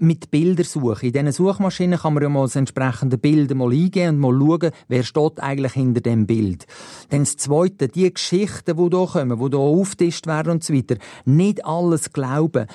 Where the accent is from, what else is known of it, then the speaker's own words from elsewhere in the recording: Switzerland; hier bei uns in der Schweiz